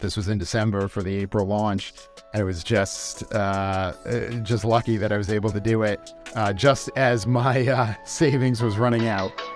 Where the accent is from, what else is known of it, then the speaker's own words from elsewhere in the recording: West Hartford, Connecticut, United States; moved away as an adult; also born or lived in Boston / Melbourne, Australia / New York City; growing up in West Hartford